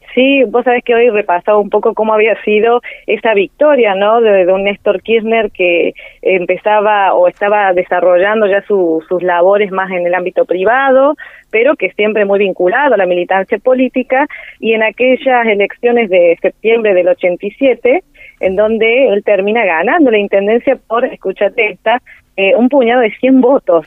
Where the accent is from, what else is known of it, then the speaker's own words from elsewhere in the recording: Río Gallegos, Santa Cruz, Argentina; also born or lived in Río Cuarto, Argentina / Córdoba, Argentina; now in Villa María, Argentina; mi ciudad natal, en Río Gallegos